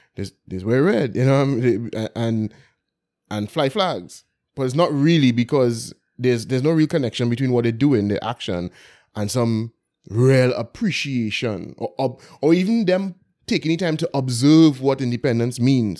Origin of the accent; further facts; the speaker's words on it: Port of Spain, Trinidad & Tobago; I grew up in Belmont